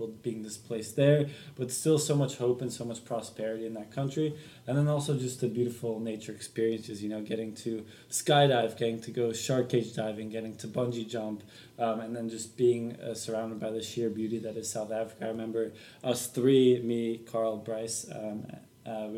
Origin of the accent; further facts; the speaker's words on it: Belgium; moved away; we found ourselves in Belgium, where my home country is.